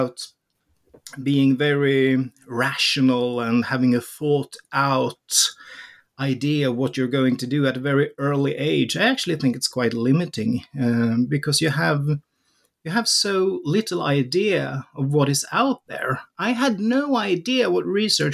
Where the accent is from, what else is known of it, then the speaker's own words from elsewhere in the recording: Sweden; Born in the early 70s, raised in Sweden, growing up in the Swedish welfare society